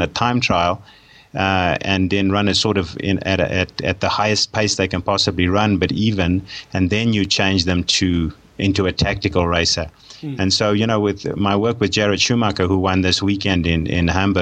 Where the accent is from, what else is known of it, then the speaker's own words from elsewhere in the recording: South Africa; moved away; I'm a South African by birth, and I did most of my sport and most of my studying in South Africa